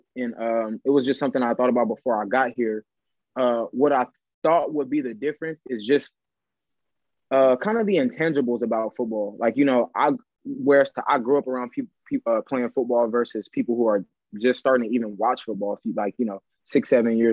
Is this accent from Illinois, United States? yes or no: no; Los Angeles, California, United States; moved away as an adult; now in Germany; I'm from Los Angeles, so it's like I'm from one of the greatest places in the world if you let me tell it